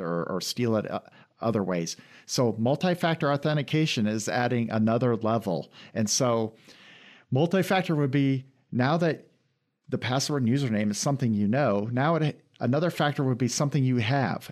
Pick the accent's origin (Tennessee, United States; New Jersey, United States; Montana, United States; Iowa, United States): Iowa, United States; moved away as an adult; also born or lived in London; now in Lansing, United States; I grew up in Iowa and then went to school